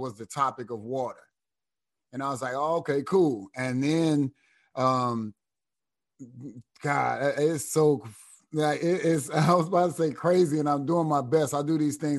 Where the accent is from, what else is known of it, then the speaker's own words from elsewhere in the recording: Cleveland, Ohio, United States; moved away as an adult; also born or lived in Terre Haute, Indiana; I'm born and raised in Cleveland